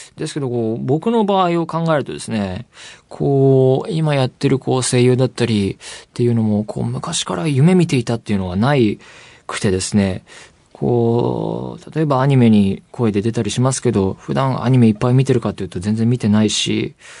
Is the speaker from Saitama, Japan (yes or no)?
yes; Saitama, Japan; 埼玉出身